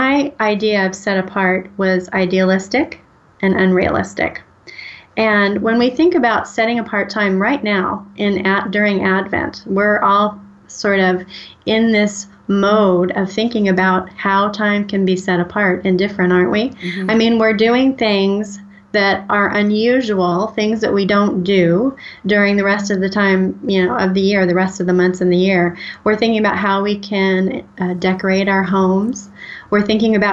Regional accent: United States; also born or lived in St. Louis, Missouri / Oklahoma; Was born in St. Louis and grew up in Missouri and Oklahoma

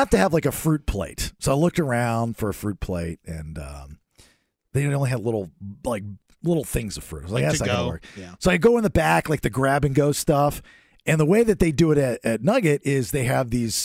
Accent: Bakersfield, California, United States; I'm from Bakersfield, and I have a long list of bakers in my family

